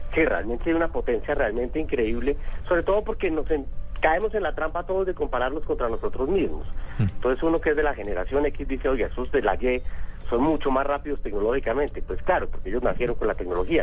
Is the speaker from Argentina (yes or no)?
no; Colombia; Nosotros en Colombia